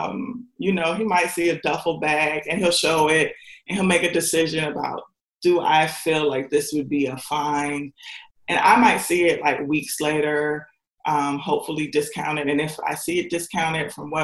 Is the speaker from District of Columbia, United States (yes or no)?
yes; Washington, District of Columbia, United States; also born or lived in Indiana; now in Tennessee, United States; I'm from Washington, D.C.